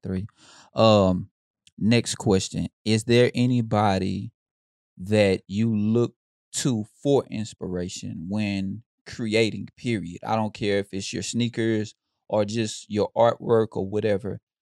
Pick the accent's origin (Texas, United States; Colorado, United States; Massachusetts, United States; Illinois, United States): Texas, United States; Houston; I grew up in Houston